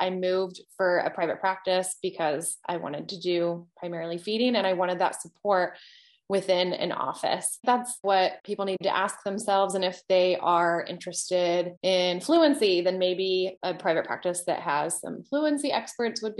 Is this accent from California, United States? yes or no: no; Ohio, United States; moved away as an adult; now in Virginia, United States; I'm originally from Ohio